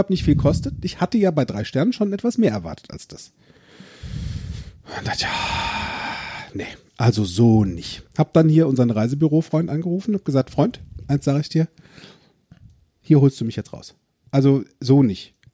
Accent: Eifel, Germany; born there; Weißt ja, du, ich bin ja aus der Eifel gebürtig.

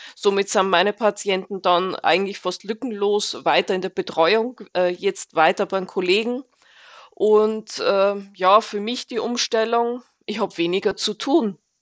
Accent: Austria; moved away as an adult; now in Fernwald, Germany; bin gebürtige Österreicherin, bin seit zwölf Jahren hier in Deutschland

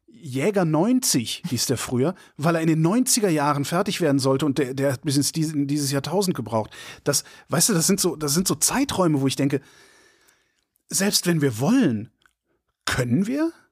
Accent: Germany; Und ich bin in der Bundesrepublik Deutschland West groß geworden.

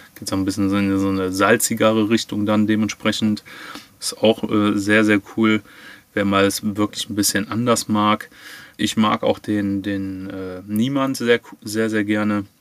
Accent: Cologne, North Rhine-Westphalia, Germany; aus dem wunderschönen Köln

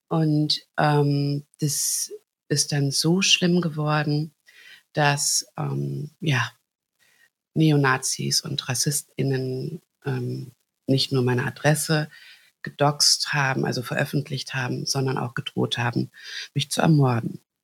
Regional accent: Hagen, North Rhine-Westphalia, Germany; ich bin in Hagen geboren

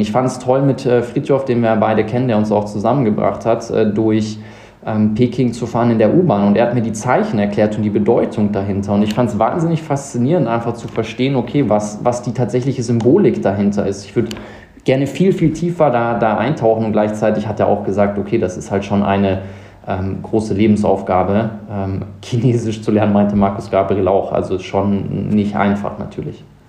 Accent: South Africa; now in Munich, Germany; Ich bin in Südafrika groß geworden, sechs Jahre da gelebt

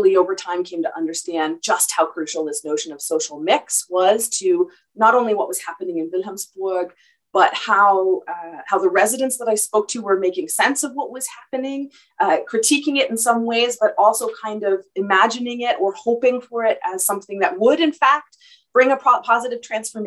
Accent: Toronto, Ontario, Canada; moved away as an adult; also born or lived in Hamburg, Germany; now in Winnipeg, Canada; I'm from Toronto

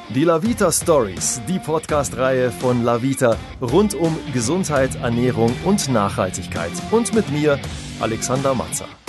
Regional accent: Germany; bei uns in Deutschland

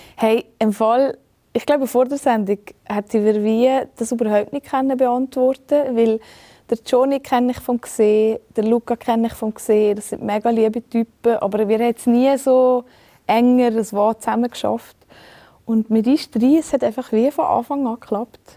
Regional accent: Valais, Switzerland; im Wallis. Mhm. Das ist mhm. einfach meine Heimat und das ist einfach wahnsinnig schön, seien wir ehrlich. Ähm, da habe ich einfach Glück, dass ich hier geboren bin

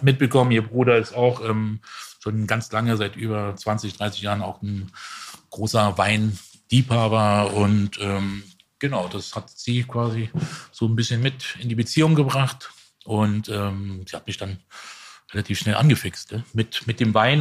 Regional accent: Dietzenbach, Hesse, Germany; Ich war in Dietzenbach

